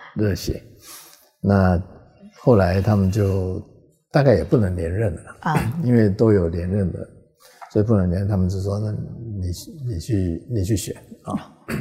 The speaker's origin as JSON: {"language": "Chinese", "country": "Taiwan", "also_born_or_lived": "Hong Kong", "said": "因为你的根是在台湾嘛"}